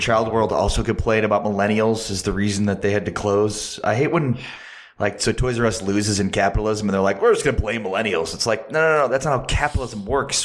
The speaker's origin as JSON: {"language": "English", "town": "Chicago", "region": "Illinois", "country": "United States", "tie": "born or raised there", "said": "I grew up in Chicago in the Chicago suburbs"}